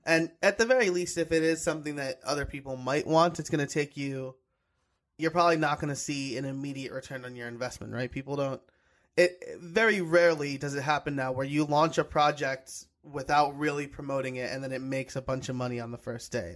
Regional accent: New York, United States; I'm a New Yorker

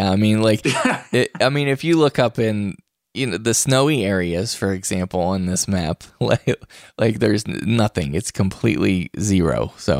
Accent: West Virginia, United States; And I'm from West Virginia, which is, no matter where you are in West Virginia, you're surrounded by woods

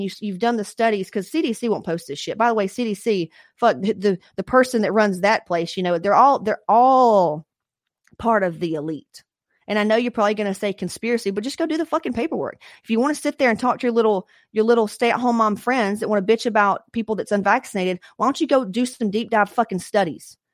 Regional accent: Atlanta, Georgia, United States; I grew up in Atlanta

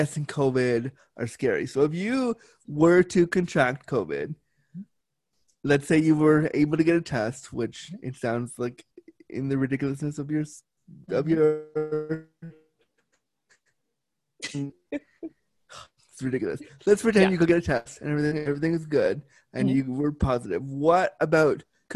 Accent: United States; now in Canada; I am an American living in Canada

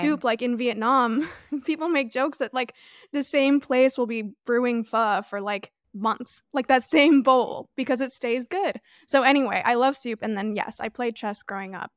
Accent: Toronto, Ontario, Canada; moved away; I grew up in Toronto

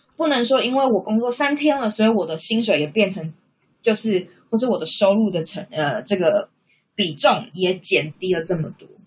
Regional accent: Taiwan; moved away as an adult; now in Australia; 那是因为我的另外一半就是他，他不是台湾人，所以他跟我当然就是异国恋情嘛，因为我们两个来自不同的国家，不同的文化背景。

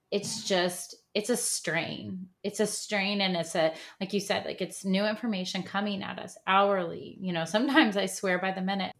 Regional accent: Midwest, United States; now in Texas, United States; I grew up in the Midwest

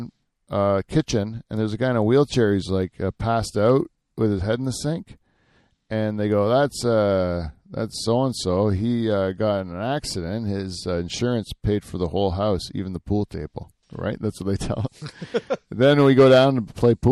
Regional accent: Norfolk County, Ontario, Canada; I grew up around here in Norfolk County

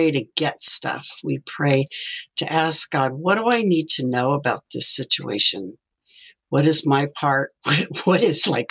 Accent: Midwest, United States; now in Simi Valley, United States; Well, I grew up in the Midwest, but came out here for inner city ministry

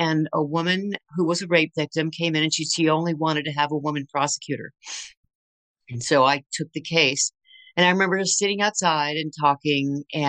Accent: Berkeley, California, United States; born there; also born or lived in Tacoma, Washington / Texas / Michigan / Maryland; Yeah, so I was born in Berkeley, and then we moved all over the place pretty much until I was a senior in high school. And so we lived in Tacoma, Washington. We lived in Texas. We lived in Michigan. We lived in Maryland. We lived in New York.

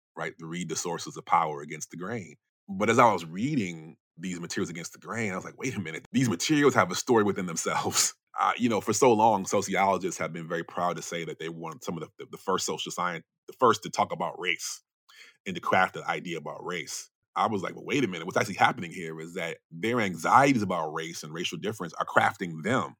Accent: Chicago area, Illinois, United States; moved away as an adult; also born or lived in Brooklyn, New York; I'm not directly from Chicago, but it's the biggest city in it where I grew up

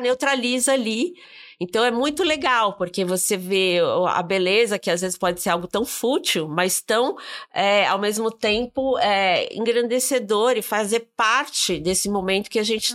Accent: Brazil; como brasileiro

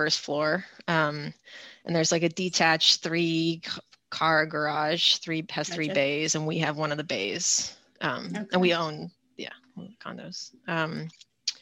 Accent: California, United States; moved away as an adult; also born or lived in Boston area, Massachusetts; I grew up in California in like a small rural town of about 1,000 people. It's about an hour from Silicon Valley in San Francisco.

